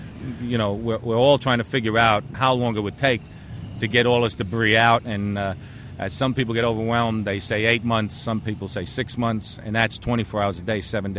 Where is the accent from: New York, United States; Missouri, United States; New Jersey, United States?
New York, United States; New York City; I'm a New Yorker myself.